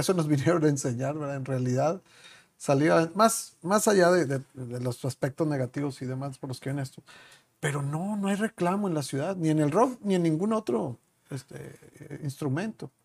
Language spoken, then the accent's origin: Spanish; Chihuahua, Mexico; moved away; somos de Chihuahua los dos